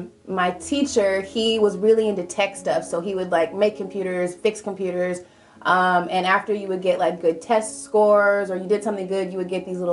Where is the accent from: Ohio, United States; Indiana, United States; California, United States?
California, United States; Visalia; also born or lived in Fresno; I was born and raised here in Visalia.